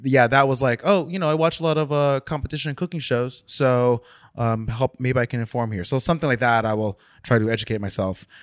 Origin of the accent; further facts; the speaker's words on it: South Orange, New Jersey, United States; Grew up in South Orange, New Jersey.